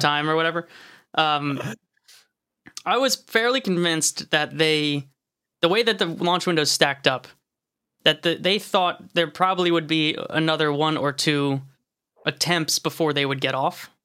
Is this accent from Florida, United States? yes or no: no; New Jersey, United States; where I grew up over in Jersey, like, there's just wild turkeys all the time